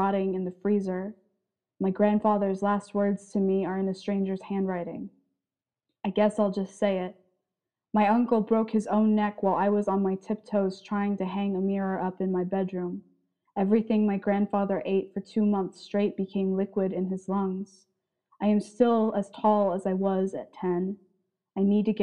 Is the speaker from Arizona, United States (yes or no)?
yes; Tucson, Arizona, United States; now in Boise, United States; I was born in Tucson, and when I was about 8, we moved to basically the other side of Tucson